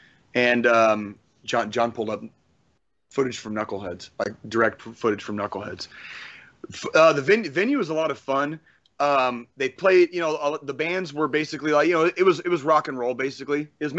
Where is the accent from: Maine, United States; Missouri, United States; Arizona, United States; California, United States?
Arizona, United States; Tucson; moved away; Growing up in Tucson is like growing up in the ghost world, man.